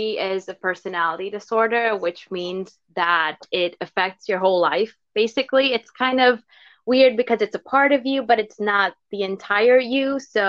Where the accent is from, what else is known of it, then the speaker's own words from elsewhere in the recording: Hungary; first language Hungarian; English is a second language; There is like no literal translation for it in Hungarian, which is my native language.